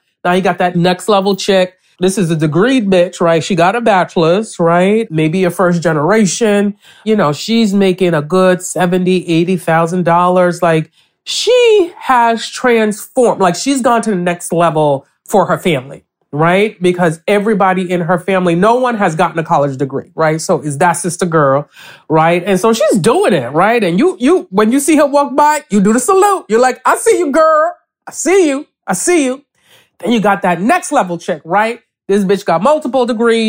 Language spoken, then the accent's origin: English; New York City, New York, United States; also born or lived in Nigeria / Connecticut; I grew up in a Nigerian household in East Flatbush, Brooklyn